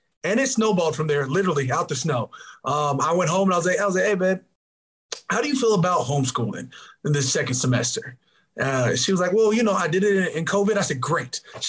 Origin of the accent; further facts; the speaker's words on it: Arizona, United States; also born or lived in Minnesota; You know, I grew up in Arizona. I played over at Cal at Berkeley, and I got drafted with the Saints.